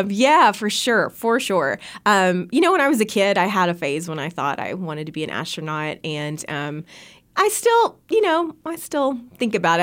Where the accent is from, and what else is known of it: Bee Branch, Arkansas, United States; born or raised there; moved away as an adult; also born or lived in Arizona